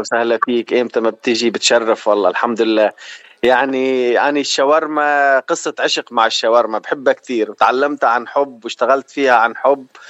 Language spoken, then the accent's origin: Arabic; Sweida Governorate, As-Suwayda Governorate, Syria; moved away as an adult; also born or lived in Oman / Venezuela; now in Los Angeles, United States; انا من سوريا محافظه السويدة